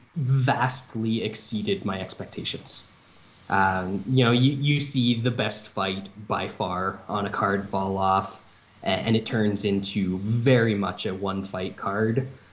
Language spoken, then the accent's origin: English; Canada; north of the border